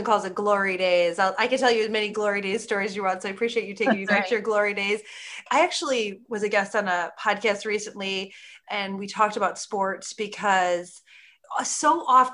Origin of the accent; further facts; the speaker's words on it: Midwest, United States; I'm from the Midwest